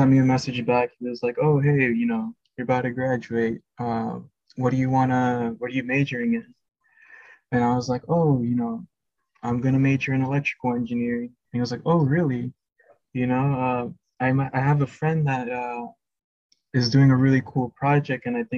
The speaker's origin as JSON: {"language": "English", "region": "Florida", "country": "United States", "said": "I am from Florida"}